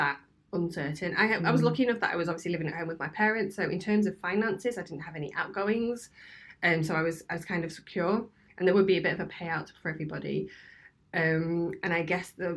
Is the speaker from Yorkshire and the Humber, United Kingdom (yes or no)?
yes; Scunthorpe, Yorkshire and the Humber, United Kingdom; moved away; also born or lived in Birmingham; I'm originally from Scunthorpe, so it's a grey steel town up north in one of the poorest areas of the country